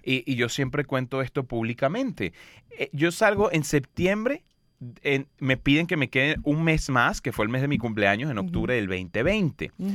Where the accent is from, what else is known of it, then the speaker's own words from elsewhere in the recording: Los Teques, Miranda, Venezuela; moved away; yo soy de un pueblo de 100.000 habitantes, muy chiquito que se llama Los Teques, en Venezuela